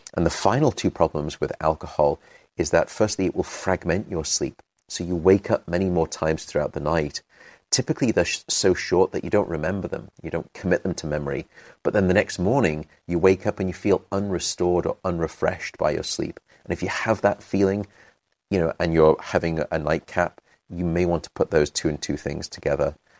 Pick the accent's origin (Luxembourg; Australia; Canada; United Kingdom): United Kingdom; also born or lived in London; I'm British